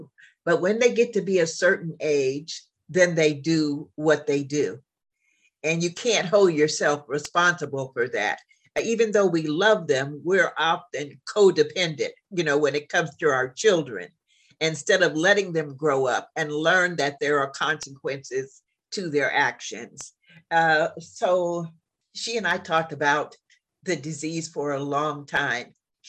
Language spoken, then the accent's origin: English; Midwest, United States; now in Jacksonville, United States; You have to remember, I came from the Midwest.